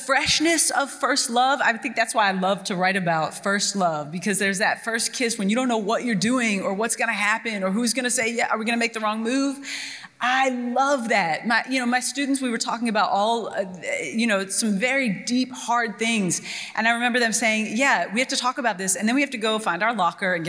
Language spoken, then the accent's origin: English; Kentucky, United States; also born or lived in New Jersey; I grew up in Kentucky in the South